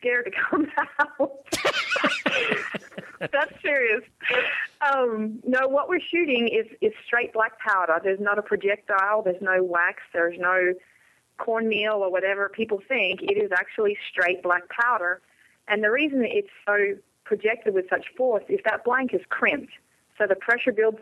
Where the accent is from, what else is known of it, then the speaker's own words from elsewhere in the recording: Australia; moved away; I'm coming from Australia